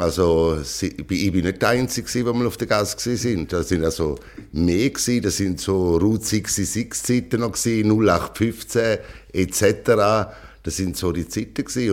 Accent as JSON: {"language": "German", "region": "St. Gallen", "country": "Switzerland", "also_born_or_lived": "Rheintal", "moved": "yes", "lives_now": "Philippines", "said": "Also ich bin ein St. Galler"}